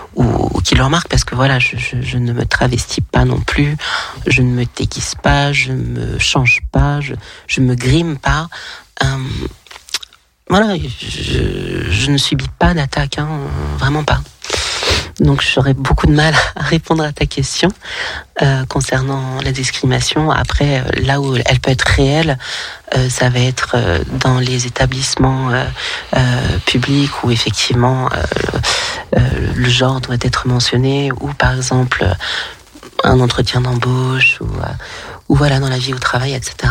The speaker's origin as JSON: {"language": "French", "town": "Lyon", "region": "Auvergne-Rhône-Alpes", "country": "France", "moved": "yes", "lives_now": "Toulon, France", "said": "je suis originaire de Lyon, mais je vis dans le sud de la France, à Toulon."}